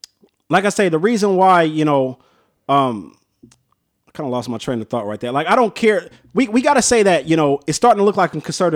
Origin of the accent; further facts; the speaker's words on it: West Coast, United States; We grew up on the West Coast.